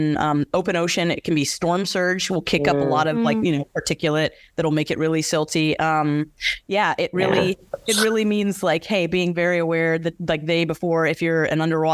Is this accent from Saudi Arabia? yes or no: no; Bermuda; also born or lived in London; now in Los Angeles, United States; born and raised in Bermuda